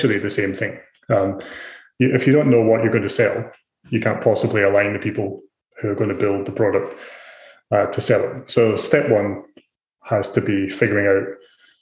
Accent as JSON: {"language": "English", "region": "Scotland", "country": "United Kingdom", "also_born_or_lived": "Ireland", "moved": "as an adult", "lives_now": "Australia", "said": "So I'm originally from Scotland. I've been in Australia for about 12 years"}